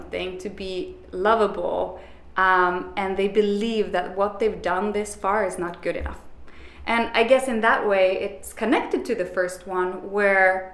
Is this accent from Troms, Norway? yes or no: no; Bergen, Vestland, Norway; moved away as an adult; now in New York, United States; I am from Bergen, the rainiest city in Europe